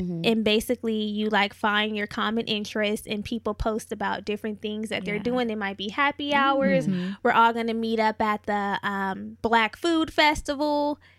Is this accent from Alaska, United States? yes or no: no; California, United States; now in Los Angeles, United States; Like, okay, so before I moved to LA, because I'm not from here, I'm from the Bay Area. I've been living here for a while now.